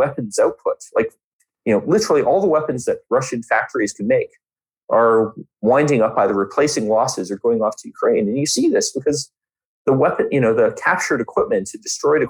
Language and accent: English; Canada; a country bigger than my home country